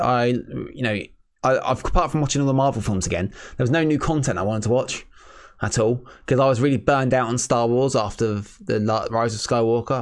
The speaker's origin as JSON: {"language": "English", "region": "England", "country": "United Kingdom", "said": "being English people"}